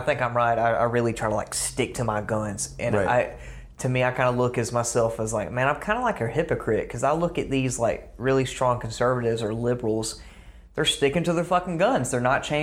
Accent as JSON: {"language": "English", "region": "South Georgia", "country": "United States", "tie": "born or raised there", "said": "growing up in South Georgia"}